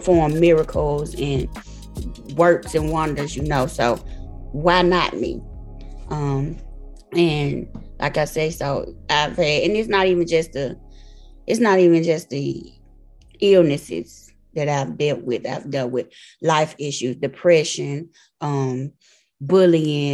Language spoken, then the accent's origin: English; Memphis, Tennessee, United States; I'm from Memphis, Tennessee